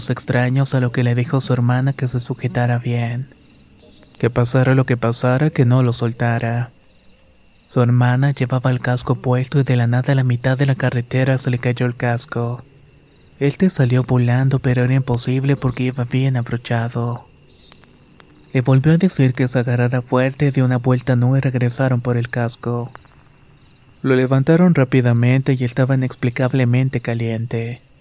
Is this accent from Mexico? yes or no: yes; Catemaco, Veracruz, Mexico; Soy originaria de Catemaco, Veracruz.